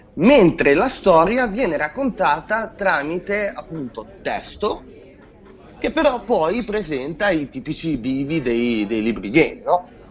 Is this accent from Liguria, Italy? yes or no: yes; Genoa, Liguria, Italy; io da buon genovese